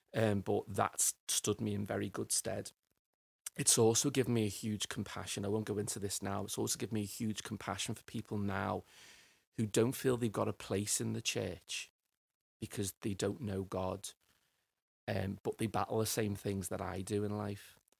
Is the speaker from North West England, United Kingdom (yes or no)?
yes; Liverpool, North West England, United Kingdom; for a lad growing up in Liverpool